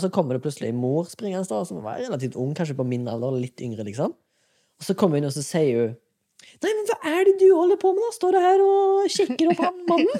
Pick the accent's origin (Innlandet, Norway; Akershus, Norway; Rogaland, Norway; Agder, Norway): Rogaland, Norway; Haugesund; moved away; Jeg var hjemme i Haugesund